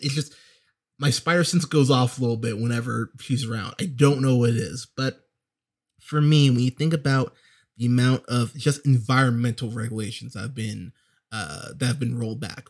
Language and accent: English; United States; as an American